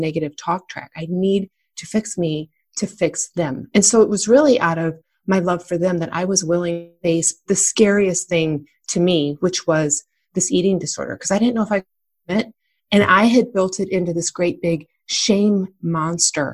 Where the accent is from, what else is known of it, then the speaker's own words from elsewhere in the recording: Michigan, United States; I was born and raised in Michigan